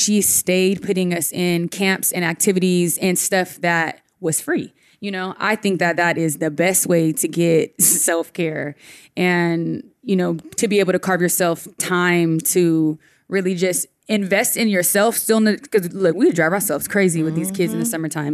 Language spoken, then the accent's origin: English; Northern California, United States; I grew up in Northern California